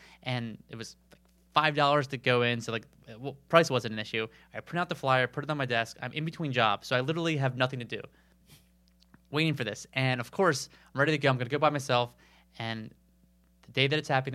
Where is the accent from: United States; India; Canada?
United States; outside of Baltimore, Maryland; moved away as an adult; now in Charlotte, United States; I grew up outside of Baltimore